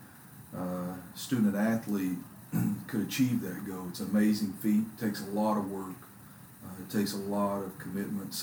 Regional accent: Kerens, Texas, United States; now in Corsicana, United States; I grew up in Kearns.

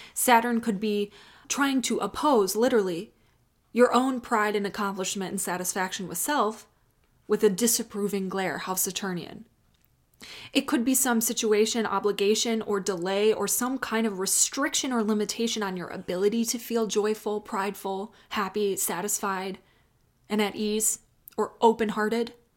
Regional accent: Chicago, Illinois, United States; now in Austin, United States; I was raised in Chicago

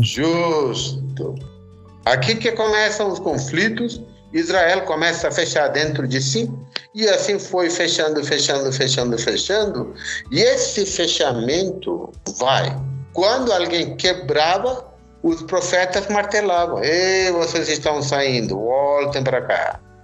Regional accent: India; moved away as an adult; now in Curitiba, Brazil; sou indiano, estou aqui 29 anos, sempre morei aqui na região de Curitiba

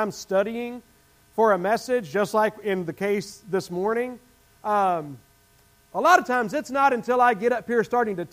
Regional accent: the South, United States; accent: Southern; as a Southerner

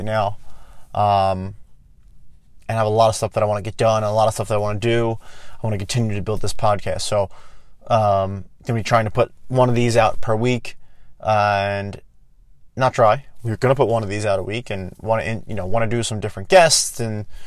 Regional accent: Philadelphia, Pennsylvania, United States; I am from Philadelphia

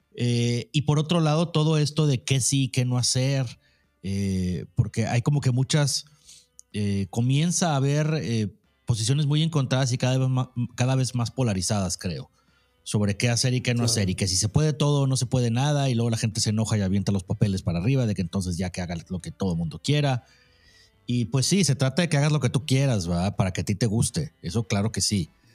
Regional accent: Mexico; somos mexicanos

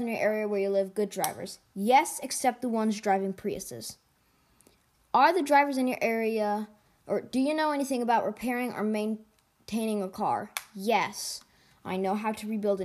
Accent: United States; I'm an American.

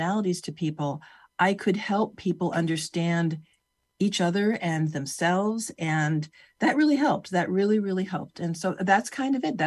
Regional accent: California, United States; I grew up in California

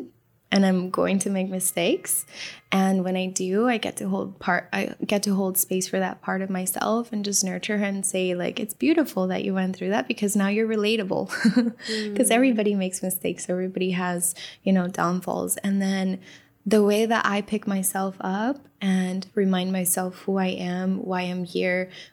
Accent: Miami, Florida, United States; I grew up in Miami, so I, you know, was in the Miami dance music scene growing up as a teenager

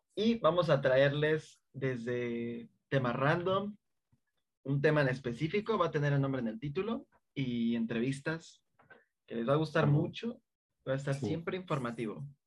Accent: Mexico City, Mexico; somos chilangos

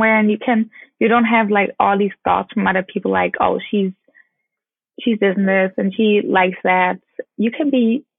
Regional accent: Bamberg, Bavaria, Germany; English is a second language; moved away as an adult; now in Los Angeles, United States; my hometown

